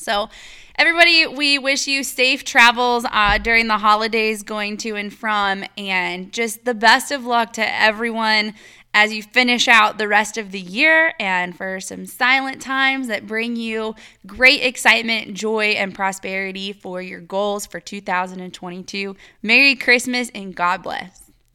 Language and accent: English; Iowa, United States; moved away; I'm from Iowa and I lived in the cornfields and all of that forever